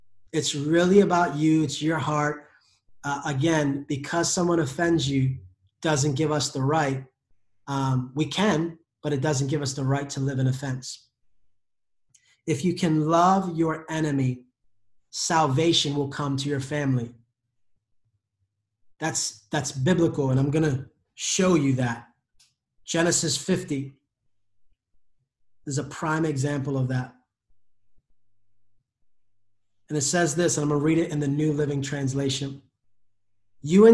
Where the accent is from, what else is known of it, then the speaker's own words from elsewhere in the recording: United States; I am an American